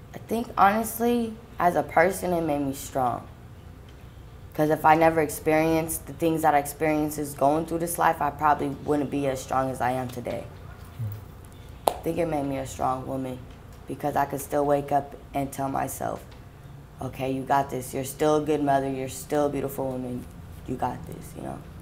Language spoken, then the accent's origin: English; Sacramento, California, United States; I'm from Sacramento, California.